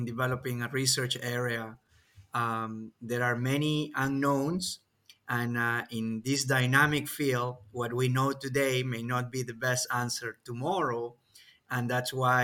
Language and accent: English; Peru; now in Kentucky, United States; my home country, Peru